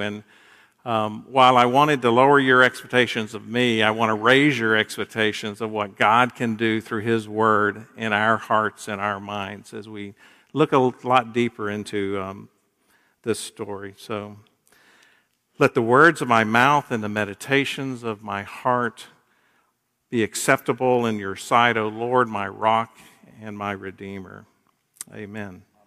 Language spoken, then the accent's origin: English; Gainesville, United States; moved away; Kathy and I grew up in Gainesville and then were away for, uh, thirty-five years